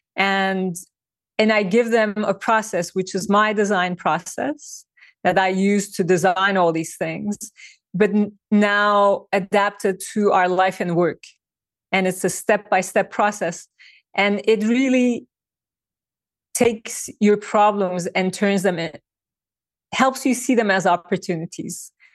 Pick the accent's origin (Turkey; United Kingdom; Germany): Turkey; moved away as an adult; now in New York, United States; I was born and I grew up in Turkey